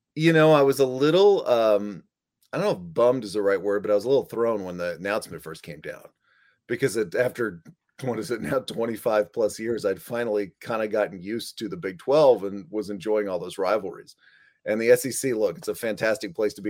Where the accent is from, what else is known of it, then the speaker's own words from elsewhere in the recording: Dallas, Texas, United States; I grew up in Dallas, Fort Worth